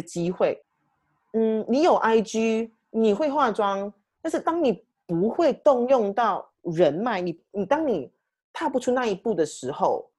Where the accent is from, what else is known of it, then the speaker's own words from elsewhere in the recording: Malaysia; now in United Kingdom; 我是马来西亚人